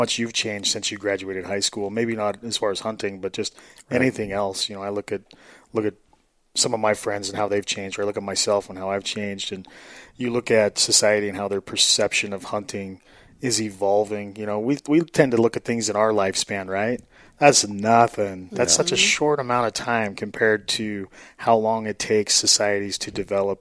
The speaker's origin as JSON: {"language": "English", "town": "Arco", "region": "Idaho", "country": "United States", "tie": "born or raised there", "said": "Central Idaho. So I grew up in Moore and Arco."}